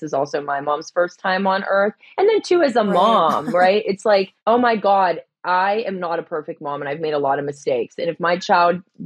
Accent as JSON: {"language": "English", "town": "Pittsburgh", "region": "Pennsylvania", "country": "United States", "tie": "born or raised there", "also_born_or_lived": "California", "said": "So I ran home to Pittsburgh"}